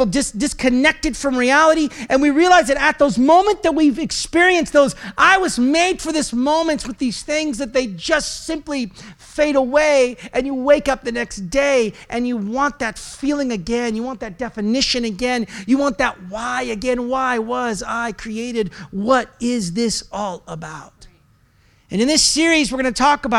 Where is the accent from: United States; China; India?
United States; Oregon; I'm from Oregon.